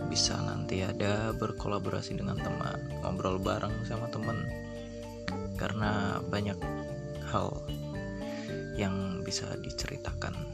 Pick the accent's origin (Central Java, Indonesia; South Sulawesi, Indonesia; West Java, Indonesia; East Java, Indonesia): Central Java, Indonesia; Batang; born there; saya lahir di Batang Batang itu di Jawa Tengah bagian utara di Pantura Jalan Pantura tepatnya di timurnya Pekalongan